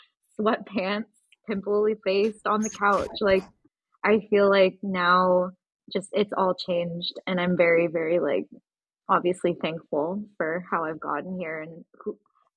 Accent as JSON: {"language": "English", "country": "United States", "said": "And maybe that's also the beauty of being Japanese American. We can kind of choose our own path."}